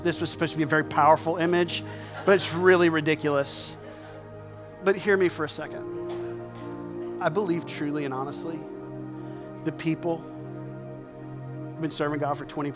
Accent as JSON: {"language": "English", "region": "southern South Carolina", "country": "United States", "said": "I'm from South Carolina. I'm from the southern part of South Carolina"}